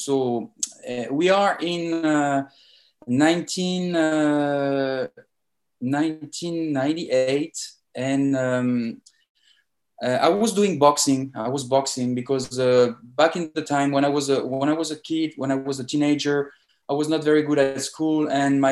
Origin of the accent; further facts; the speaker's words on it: France; accent: French; English is a second language; moved away as an adult; also born or lived in Paris; now in Miami, United States; I'm a French guy. As you can notice in my accent. I born in France and I moved to Miami in 2014.